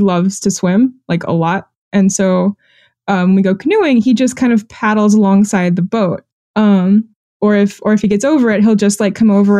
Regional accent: Texas, United States; moved away as an adult; also born or lived in France; now in Vermont, United States; I grew up in Texas

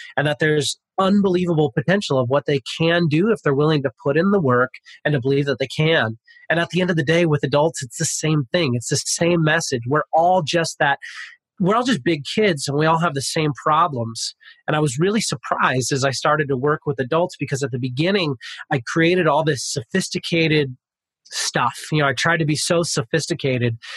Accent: Pasadena, California, United States; moved away as an adult; now in Sacramento, United States; I grew up in Pasadena. I'm from Pasadena ah. originally. I live in Sacramento, California.

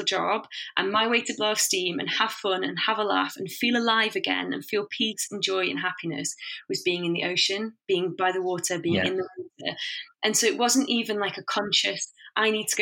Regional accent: Warrington, North West England, United Kingdom; I grew up in Warrington, which is between two big cities, Manchester and Liverpool

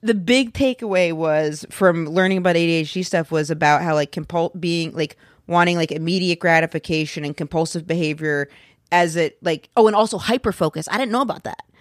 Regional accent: Maine, United States; moved away; I'm from Maine

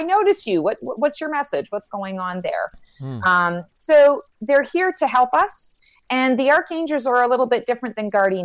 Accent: Canada; moved away as an adult; now in Raleigh, United States; I'm actually Canadian

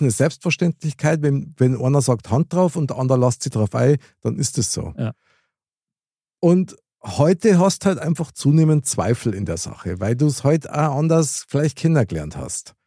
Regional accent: Bavaria, Germany; bei uns in Bayern

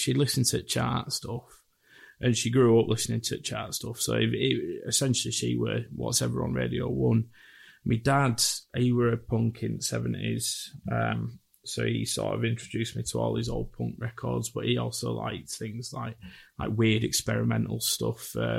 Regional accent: Leeds, Yorkshire and the Humber, United Kingdom; also born or lived in Bradford; Grew up in Bradford and Leeds. Never moved out of Bradford or Leeds, just always been here.

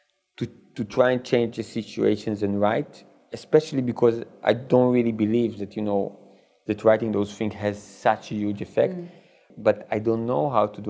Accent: Israel; when I was young, we had in Israel the show Faulty Towers

